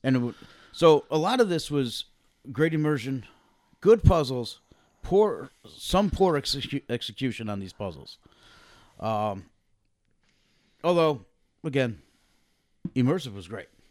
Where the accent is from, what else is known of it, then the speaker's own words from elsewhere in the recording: Connecticut, United States; we're from Connecticut